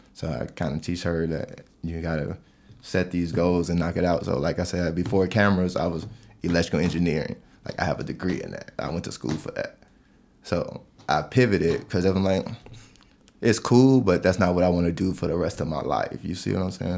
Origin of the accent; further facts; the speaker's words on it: East Chicago, Indiana, United States; moved away as an adult; also born or lived in Gary, Indiana; now in Colorado, United States; I've spent my whole life pretty much in East Chicago, Gary, Indiana.